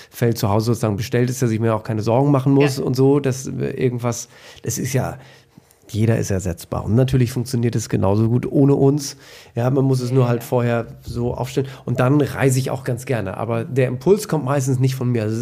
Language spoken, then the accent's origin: German; Emden, Lower Saxony, Germany; ich bin also ähm, reiner Ostfriese. Mhm. Ähm, ich bin in Emden geboren und äh, groß geworden